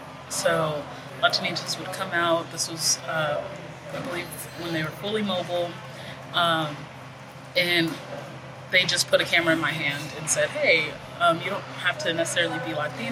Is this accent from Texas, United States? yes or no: yes; Del Valle, Texas, United States; So I grew up in Del Valle, which is a suburb of Austin or a subdivision of Austin, which when I was growing up, it was predominantly Hispanic culture there.